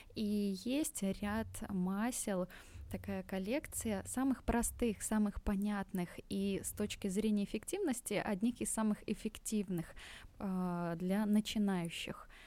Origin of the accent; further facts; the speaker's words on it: Belarus; moved away as an adult; now in Tashkent, Uzbekistan; я сама из Беларуси, и мы вот уже полтора года живем здесь с семьей в Узбекистане, в Ташкенте